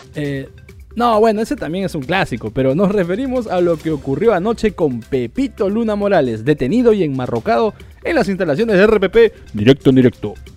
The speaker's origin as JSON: {"language": "Spanish", "country": "Peru", "said": "somos estafadores los peruanos"}